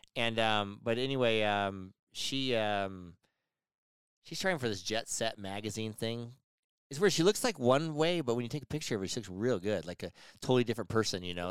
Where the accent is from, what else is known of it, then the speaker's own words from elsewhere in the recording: United States; I grew up in Tahoe